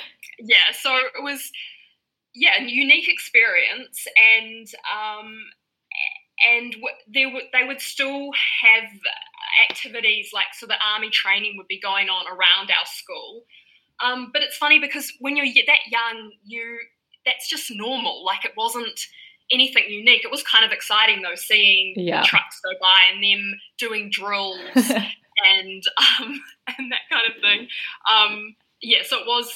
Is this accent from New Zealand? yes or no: yes; Papakura, Auckland, New Zealand; now in Waiheke Island, New Zealand; I grew up in Papakura